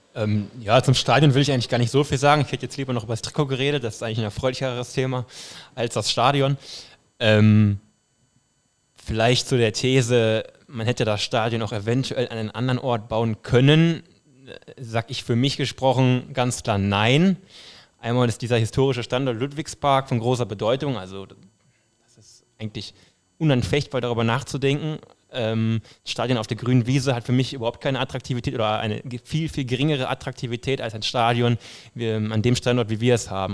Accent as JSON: {"language": "German", "town": "Duisburg", "region": "North Rhine-Westphalia", "country": "Germany", "tie": "born or raised there", "said": "Äh, ich komme aus einem Vorort äh, von Duisburg, also aus dem westlichen Ruhrgebiet"}